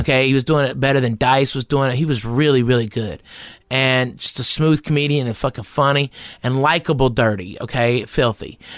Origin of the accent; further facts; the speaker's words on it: Arkansas, United States; accent: Southern; moved away as an adult; also born or lived in Tennessee / Texas / Los Angeles; I was born in Tennessee, raised up in Arkansas, and I moved to Texas when I was eighteen, so, I mean, I'm Southern as it gets